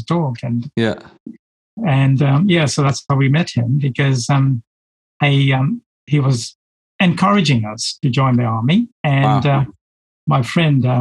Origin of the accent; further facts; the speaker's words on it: Uganda; I was born in Uganda, in East Africa